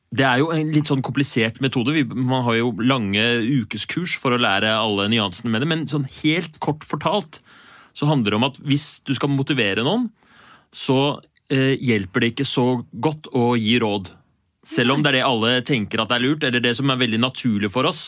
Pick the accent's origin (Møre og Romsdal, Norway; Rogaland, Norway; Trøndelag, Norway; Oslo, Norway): Oslo, Norway; jeg er fra Bjølsen i Oslo